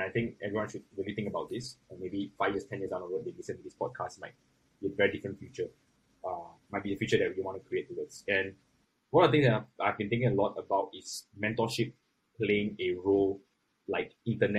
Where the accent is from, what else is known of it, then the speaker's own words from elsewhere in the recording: Singapore; As a Singaporean, I think we can do something and we can really put a name on the global map for ourselves